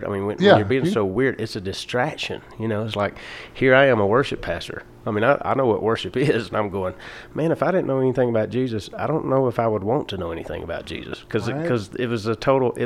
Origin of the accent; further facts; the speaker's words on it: Atlanta, Georgia, United States; now in Denver, United States; I grew up in Atlanta, Georgia